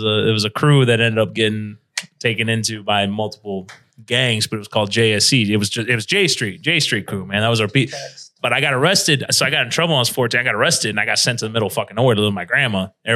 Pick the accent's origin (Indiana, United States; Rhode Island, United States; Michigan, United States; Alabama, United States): Indiana, United States; Gary; I'm a … fan, bro. I'm from Gary, Indiana.